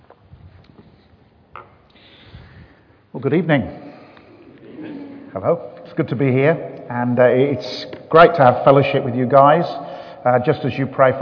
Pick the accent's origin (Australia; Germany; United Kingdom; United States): United Kingdom; Birmingham, West Midlands; accent: Birmingham; now in Bath, United Kingdom; I come from the beautiful city of Birmingham